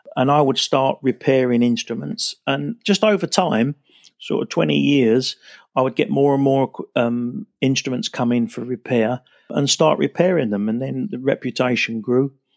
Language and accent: English; Basildon, East of England, United Kingdom; also born or lived in Billericay; I was actually born in Essex. I was born in Billericay, nineteen sixty-five